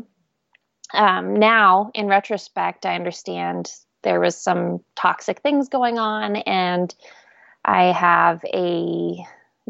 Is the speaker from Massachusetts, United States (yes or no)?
no; Oregon, United States; now in Nashville, United States; I grew up in Oregon